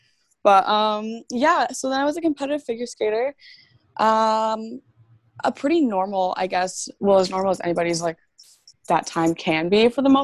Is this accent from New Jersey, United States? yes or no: no; Maryland, United States; Well, I'm actually from Maryland, which surprises a lot of people.